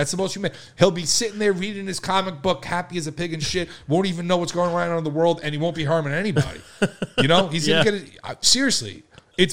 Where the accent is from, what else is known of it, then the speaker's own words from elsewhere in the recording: Long Island, New York, United States; we're from Long Island